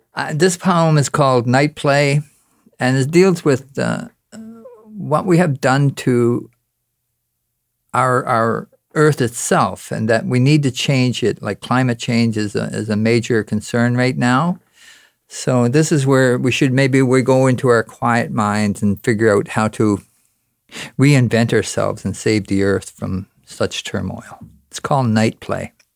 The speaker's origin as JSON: {"language": "English", "town": "Corner Brook", "region": "Newfoundland and Labrador", "country": "Canada", "tie": "born or raised there", "moved": "yes", "lives_now": "Ontario, Canada", "said": "I'm from Cornerbrook, Newfoundland, and now live up in, uh, Ontario"}